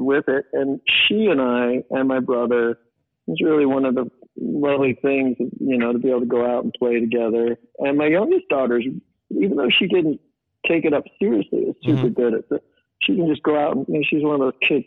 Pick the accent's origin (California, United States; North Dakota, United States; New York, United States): California, United States; Modesto; We grew up in Modesto.